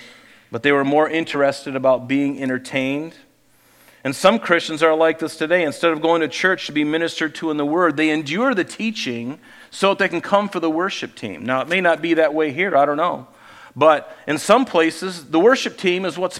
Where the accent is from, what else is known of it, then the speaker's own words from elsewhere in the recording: Southwest Florida, United States; I grew up in Southwest Florida on an island